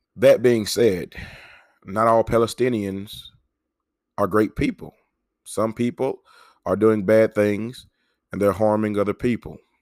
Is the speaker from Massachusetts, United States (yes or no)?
no; Mississippi, United States; my home state of Mississippi